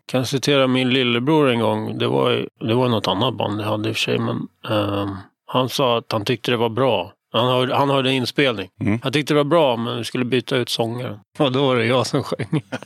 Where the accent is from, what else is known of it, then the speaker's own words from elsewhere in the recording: Stockholm, Stockholm County, Sweden; accent: stockholmska; mestadels i Hässelby